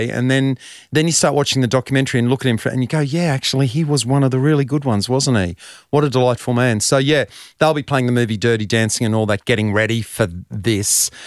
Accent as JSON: {"language": "English", "town": "Brisbane", "region": "Queensland", "country": "Australia", "tie": "born or raised there", "said": "I grew up in Brisbane"}